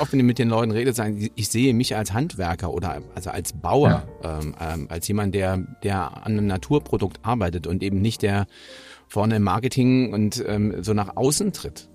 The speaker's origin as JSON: {"language": "German", "region": "Hamburg", "country": "Germany", "said": "als Hamburger"}